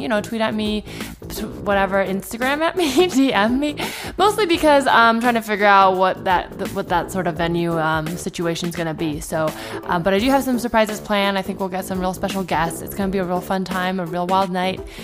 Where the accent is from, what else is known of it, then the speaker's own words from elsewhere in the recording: Palo Alto, California, United States; moved away as an adult; also born or lived in New York; now in Los Angeles, United States; I'm from, I grew up in the Bay